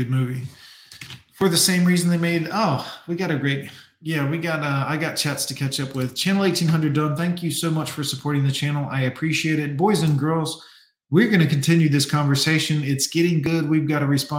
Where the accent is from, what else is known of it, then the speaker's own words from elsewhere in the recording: United States; I'm American.